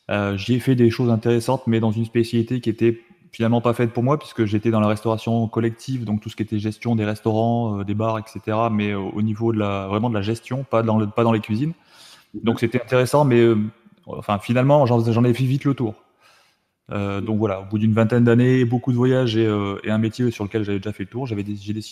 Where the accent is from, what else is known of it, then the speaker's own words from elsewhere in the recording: Tarbes, Occitania, France; also born or lived in Saumur, France / Metz, France; Alors moi je viens de Tarbes, donc du sud-ouest de la France.